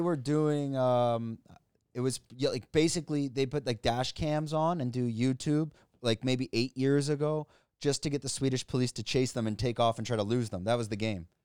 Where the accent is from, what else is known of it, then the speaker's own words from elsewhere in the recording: Canada; moved away as an adult; now in Thailand; I'm Canadian